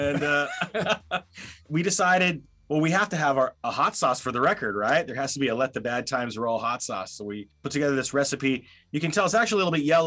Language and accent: English; Southern California, United States; We're from Southern California